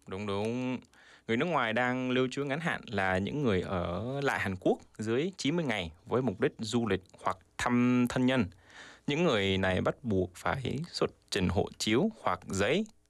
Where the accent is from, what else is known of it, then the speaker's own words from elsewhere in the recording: South Korea; Vietnamese is a second language; mình là một người Hàn Quốc